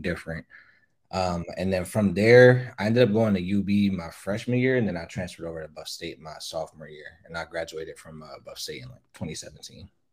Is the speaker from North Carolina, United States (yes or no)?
no; Buffalo, New York, United States; I grew up in Riverside